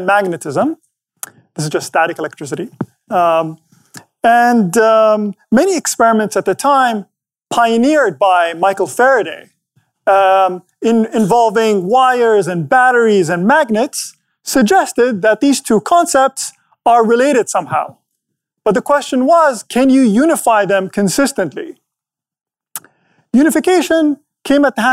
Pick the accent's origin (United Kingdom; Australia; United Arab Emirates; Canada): United Arab Emirates; Abu Dhabi; my hometown